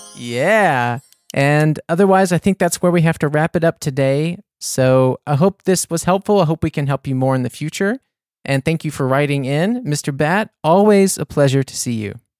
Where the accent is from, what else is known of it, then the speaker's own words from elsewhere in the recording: United States; moved away as an adult; also born or lived in New Orleans, Louisiana; now in Munich, Germany; I'm from the States, I'd have to give up my American citizenship